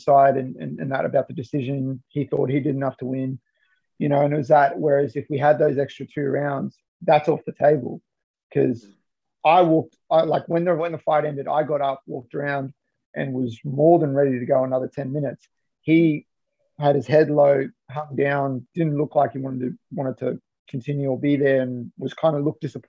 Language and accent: English; Johannesburg, Gauteng, South Africa; moved away; I'm originally, I was born in Johannesburg in South Africa.